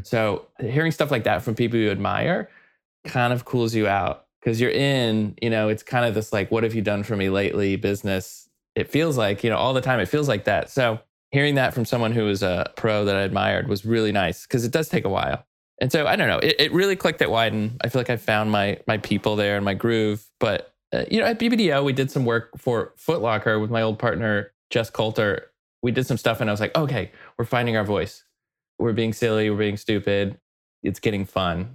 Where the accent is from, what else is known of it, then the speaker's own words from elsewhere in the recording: Weatherford, Texas, United States; moved away as an adult; also born or lived in New York; now in Portland, United States; I grew up in Texas in a tiny little town, about an hour and a half outside of Dallas, west, this tiny little place called Weatherford, Texas.